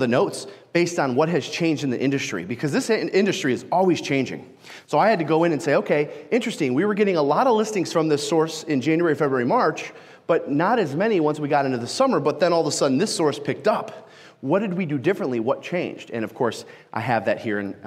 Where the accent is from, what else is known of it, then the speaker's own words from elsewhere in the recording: Detroit, Michigan, United States; I am from Detroit, Michigan. Yes, I'm okay, and no, I've never been shot. I had somebody in Sioux Falls this week ask me on break if I had ever been shot, and nope, I did grow up off of 8 Mile